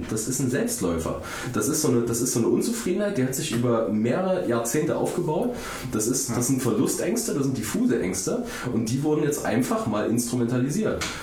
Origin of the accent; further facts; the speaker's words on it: Saxony, Germany; moved away; quasi zu Hause, da wo ich herkomme, in Sachsen.